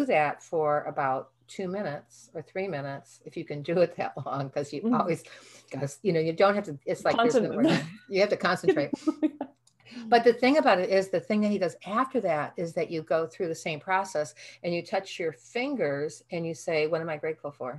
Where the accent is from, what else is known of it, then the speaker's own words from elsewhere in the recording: Midwest, United States; I'm from the Midwest